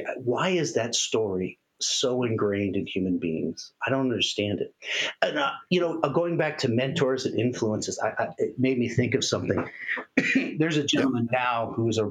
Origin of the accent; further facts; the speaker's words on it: Castle Rock, Colorado, United States; I grew up in Castle Rock, Colorado, which is in Douglas County